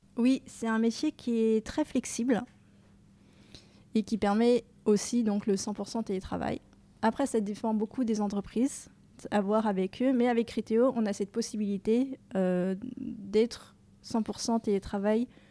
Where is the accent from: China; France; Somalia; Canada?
France; Dijon, Bourgogne-Franche-Comté; moved away as an adult; also born or lived in Rennes; now in Paris, France; J'ai grandi à Dijon, donc en Bourgogne, où j'ai fait mon collège, mon lycée